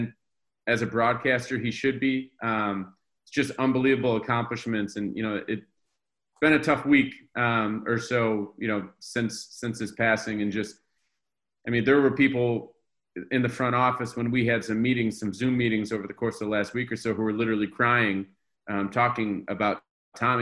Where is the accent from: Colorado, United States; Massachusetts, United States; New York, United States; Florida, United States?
New York, United States; moved away as an adult; now in Boston, United States; I grew up in New York